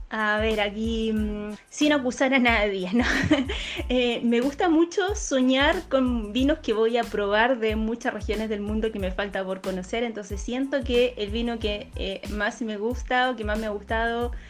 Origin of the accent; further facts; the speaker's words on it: Chile; now in Punta del Este, Uruguay; soy chilena, sommelier profesional